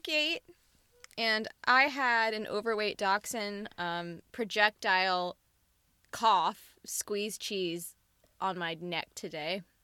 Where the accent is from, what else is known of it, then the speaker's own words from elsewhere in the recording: Mississippi, United States; I'm from Mississippi where you rub some dirt on it.